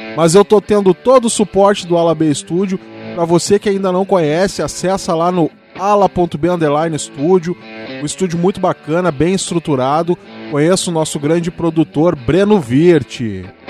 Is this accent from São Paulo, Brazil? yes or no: no; São Gabriel, Rio Grande do Sul, Brazil; moved away; minha terra natal, né? Lá de São Gabriel, eu sou de lá.